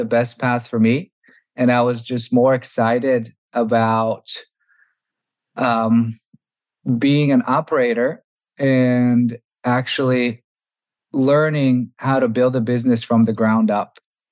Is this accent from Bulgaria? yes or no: yes; Bulgaria; moved away as an adult; also born or lived in Massachusetts, United States / New York, United States; Originally, I'm from Bulgaria. I grew up there and came to the US for university